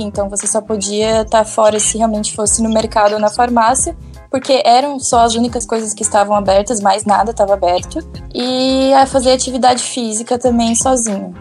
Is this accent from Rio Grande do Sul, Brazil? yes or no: no; Joinville, Santa Catarina, Brazil; also born or lived in Laguna; eu, na verdade, sou de Joinville e faço faculdade em Laguna